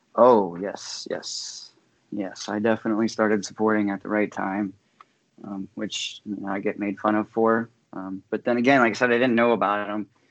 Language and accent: English; Saint Clairsville, Ohio, United States; moved away as an adult; now in Michigan, United States; I'm originally from Saint Clairsville, Ohio.